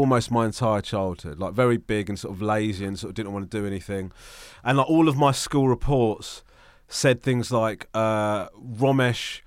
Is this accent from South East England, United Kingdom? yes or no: yes; Crawley, South East England, United Kingdom; born and bred in Crawley, West Sussex